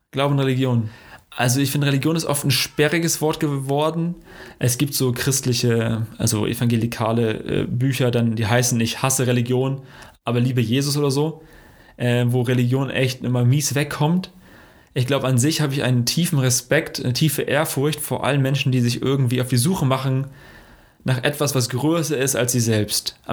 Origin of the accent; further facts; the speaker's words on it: Dortmund, North Rhine-Westphalia, Germany; Also, warum bist du Frankfurter, warum bin ich Dortmunder?